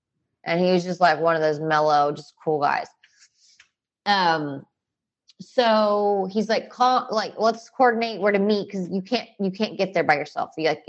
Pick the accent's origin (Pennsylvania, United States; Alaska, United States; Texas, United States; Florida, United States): Texas, United States; hey, I'm from Texas.